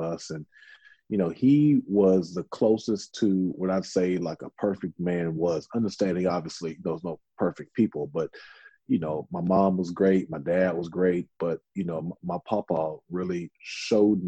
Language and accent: English; Houston, Texas, United States; also born or lived in North Louisiana; I was born in a very small town in North Louisiana, but I grew up really here in Houston.